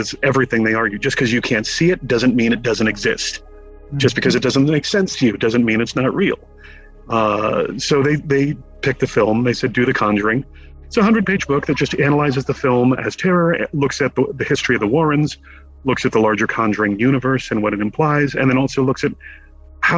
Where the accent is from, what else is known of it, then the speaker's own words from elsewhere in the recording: Connecticut, United States; growing up in Connecticut